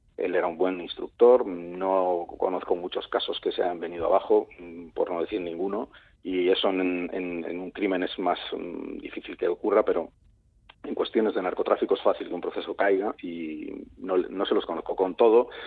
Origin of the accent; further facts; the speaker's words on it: Vilagarcía de Arousa, Galicia, Spain; de donde soy, aunque no de nacimiento me considero, de Vila García de Arousa